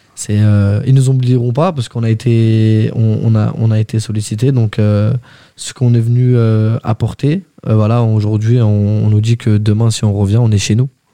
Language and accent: French; Val-d'Oise, Île-de-France, France; je viens du 95